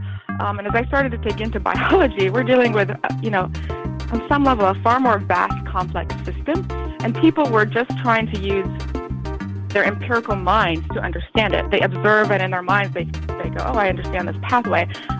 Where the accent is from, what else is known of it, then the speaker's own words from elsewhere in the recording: United States; born there; I was born in the United States and I spoke English very well. But coming back, I realized I was behind my schoolmates by a number of years.